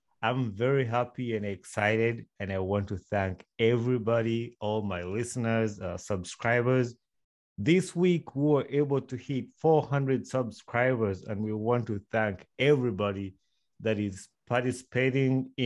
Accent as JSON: {"language": "English", "country": "Uganda", "tie": "born or raised there", "moved": "as an adult", "said": "I grew up in Uganda for over 21 years"}